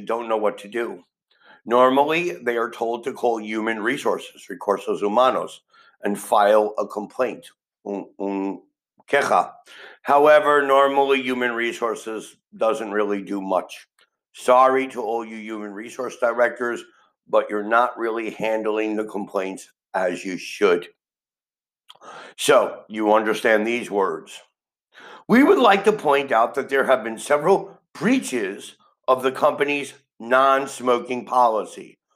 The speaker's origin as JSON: {"language": "English", "town": "New York City", "region": "New York", "country": "United States", "tie": "born or raised there", "said": "I am from New York City, and in reality, I never really dealt with racial abuse because New York City is a city with people from the entire world and I've always went to school with children from every country on the planet."}